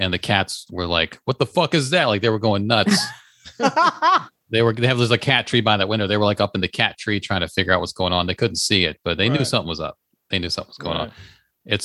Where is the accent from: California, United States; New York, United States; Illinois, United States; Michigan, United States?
California, United States; I'm from Cali with southern roots.